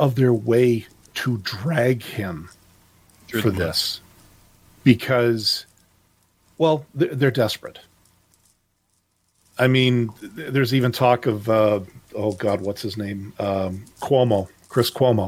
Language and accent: English; Canada; I'm Canadian